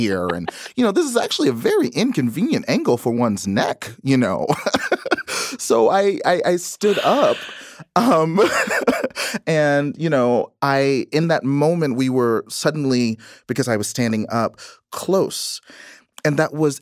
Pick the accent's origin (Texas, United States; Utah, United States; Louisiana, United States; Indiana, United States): Texas, United States; when I was growing up in Texas